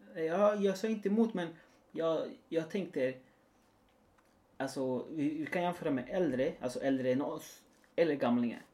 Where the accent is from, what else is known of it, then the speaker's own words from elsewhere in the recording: near Valparaíso, Chile; now in Sweden; När jag var liten i alla fall. Utanför Valparaiso där jag kommer ifrån. Chile.